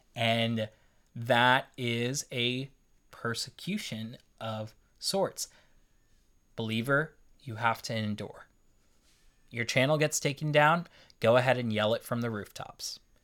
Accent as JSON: {"language": "English", "country": "United States", "said": "I'm an American"}